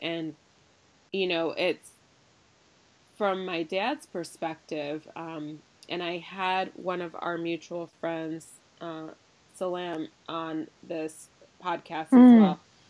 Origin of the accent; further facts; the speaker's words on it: United States; because I'm 100% Nigerian, if you want to really get technical, I'm probably more accurately described as Nigerian-American because I was born in the U.S. to Nigerian-born parents.